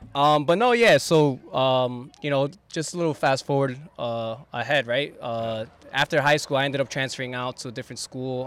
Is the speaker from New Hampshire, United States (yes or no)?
no; West New York, New Jersey, United States; I grew up in West New York